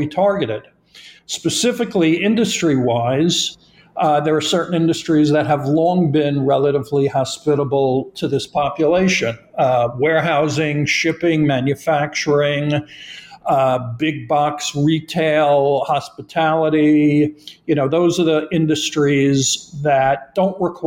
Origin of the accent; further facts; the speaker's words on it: New York, United States; I'm from New York